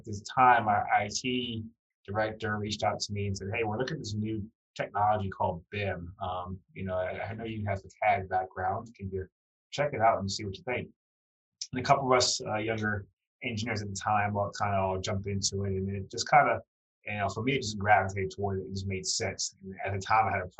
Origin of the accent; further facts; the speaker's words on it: Baltimore, Maryland, United States; also born or lived in North Carolina; growing up in Baltimore, Maryland